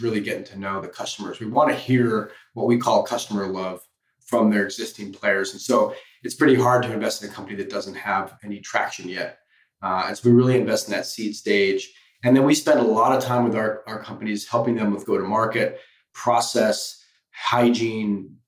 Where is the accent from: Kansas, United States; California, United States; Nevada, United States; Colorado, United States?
Colorado, United States; moved away as an adult; also born or lived in Michigan / Paris / Los Angeles; I grew up in Colorado.